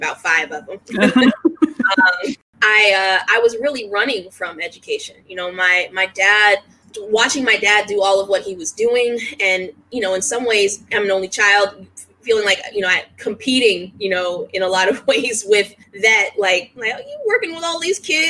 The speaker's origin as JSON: {"language": "English", "town": "Washington", "region": "District of Columbia", "country": "United States", "tie": "born or raised there", "moved": "as an adult", "said": "I'm originally from Washington, D.C., super, super D.C. person in the sense that, like, I rep D.C. to the fullest. It is, you know, the place that raised me"}